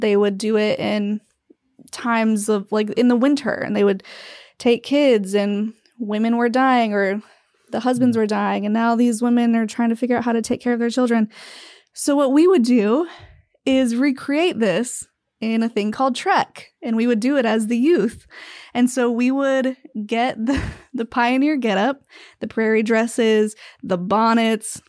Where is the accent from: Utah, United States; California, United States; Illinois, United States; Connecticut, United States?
Utah, United States; I grew up in Utah in a very small town in the Mecca of all Mormons